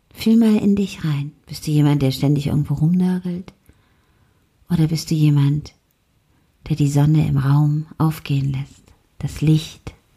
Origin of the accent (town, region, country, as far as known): Germany